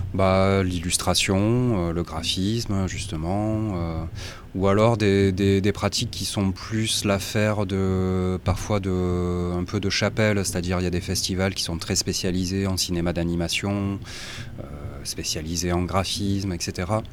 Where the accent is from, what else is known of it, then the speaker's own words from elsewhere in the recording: Marseille, Provence-Alpes-Côte d'Azur, France; moi je suis marseillais